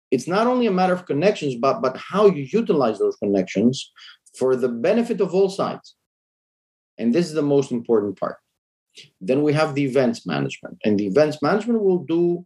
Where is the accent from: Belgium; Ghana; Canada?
Belgium; Brussels, Brussels-Capital Region; I grew up in Brussels